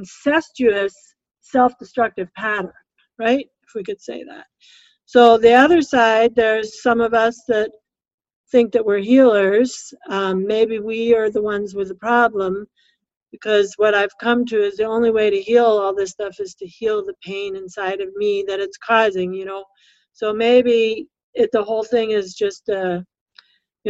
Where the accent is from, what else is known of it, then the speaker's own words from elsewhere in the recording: West Coast, United States; now in Minnesota, United States; I come from the West Coast.